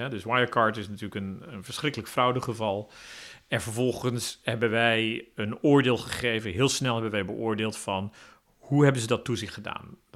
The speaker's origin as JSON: {"language": "Dutch", "country": "Netherlands", "said": "ik ben een Nederlander, dus ik zal een zekere stijl van opereren hebben."}